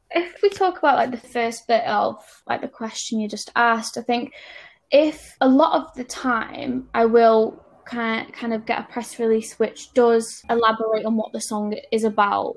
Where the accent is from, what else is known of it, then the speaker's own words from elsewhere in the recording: Stoke-on-Trent, West Midlands, United Kingdom; moved away; I'm from Stoke on Trent originally